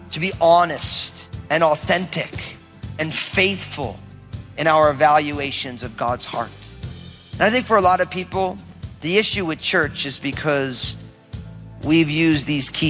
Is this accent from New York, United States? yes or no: yes; outside of New York, United States; also born or lived in Oregon; now in Washington, United States; I grew up outside of New York, so there's a, copious amounts of sports teams, right?